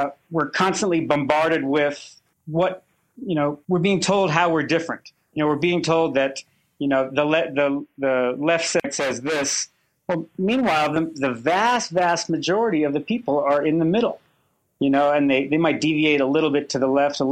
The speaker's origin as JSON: {"language": "English", "region": "Colorado", "country": "United States", "said": "I'm from Colorado"}